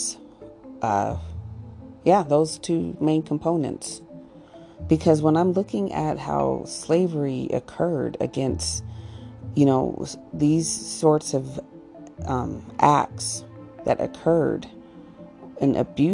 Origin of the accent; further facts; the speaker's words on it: Colorado, United States; growing up in Colorado